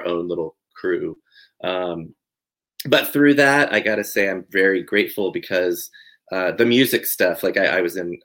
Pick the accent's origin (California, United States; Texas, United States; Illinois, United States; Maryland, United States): Texas, United States; Fort Worth; moved away; I'm originally born and raised in Fort Worth, Texas